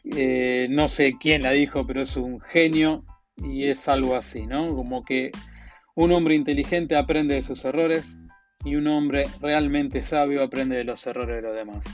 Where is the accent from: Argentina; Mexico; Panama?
Argentina; me habrán sacado por la tonada, soy argentino